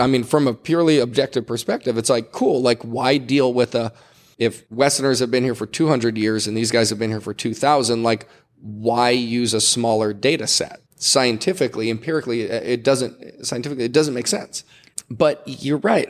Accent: Hawaii, United States; as a Hawaiian

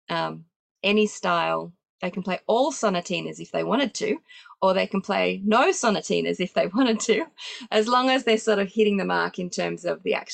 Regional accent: Sydney, New South Wales, Australia; we do still have in-person exams in my hometown of Sydney

